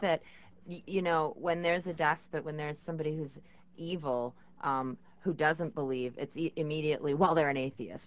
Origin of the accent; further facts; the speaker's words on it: New York, United States; as a New Yorker